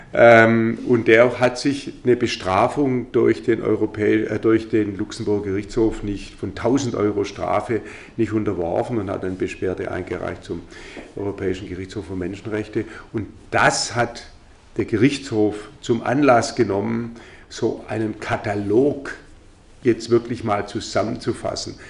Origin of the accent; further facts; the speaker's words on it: Germany; bei uns in Deutschland